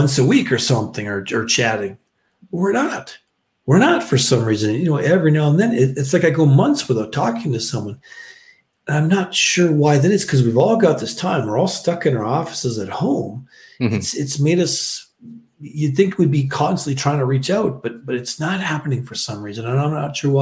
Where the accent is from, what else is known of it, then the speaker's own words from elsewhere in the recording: Canada; moved away as an adult; I'm from Canada